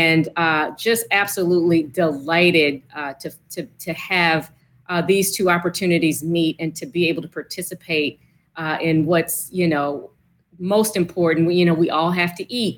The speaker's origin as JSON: {"language": "English", "town": "Petersburg", "region": "Virginia", "country": "United States", "said": "I'm from Petersburg, Virginia"}